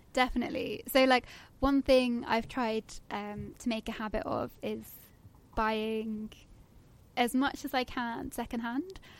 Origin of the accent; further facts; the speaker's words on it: Guernsey; moved away as an adult; now in London, United Kingdom; I'm originally from Guernsey in Channel Islands